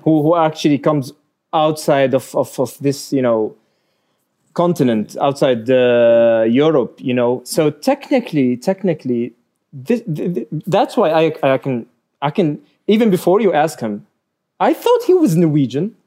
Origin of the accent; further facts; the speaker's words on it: Raqqa, Raqqa Governorate, Syria; moved away as an adult; now in Norway; I was born in a in a small but rather globally f- famous city. Mm-hmm. It's called Raqqa.